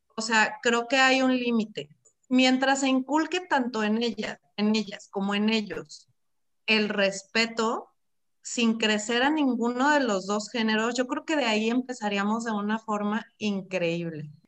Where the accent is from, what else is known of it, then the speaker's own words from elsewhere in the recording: Mexico; como mexicanos